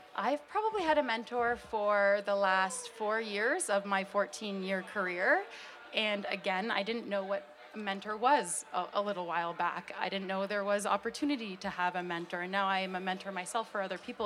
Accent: Hamilton, Ontario, Canada; I was born and raised in Hamilton Mountain area

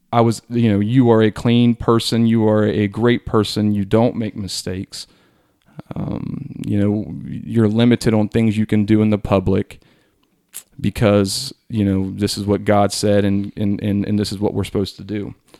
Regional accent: Hillsboro, United States; I'm from Hillsboro.

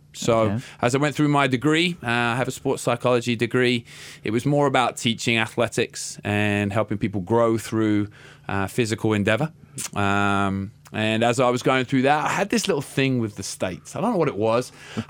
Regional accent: England, United Kingdom; My mum was a teacher growing up in England.

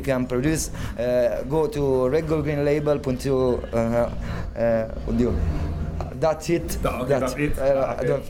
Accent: Rome, Lazio, Italy; English is a second language; I come from Rome, Italy

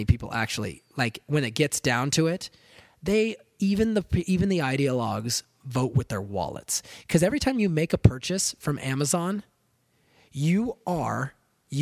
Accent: California, United States; I'm from California

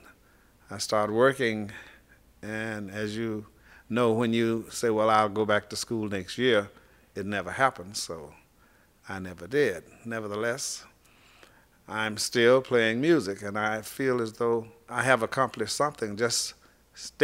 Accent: Chicago, Illinois, United States; also born or lived in Helena, Arkansas; I was raised in Chicago, Illinois

